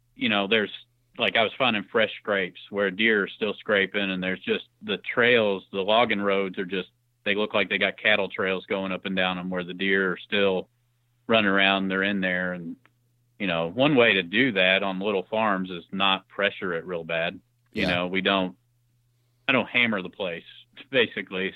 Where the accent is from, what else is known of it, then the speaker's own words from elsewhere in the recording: Clark County, Southern Indiana, United States; I'm from Southern Indiana, more uh, in Clark County, Indiana, just north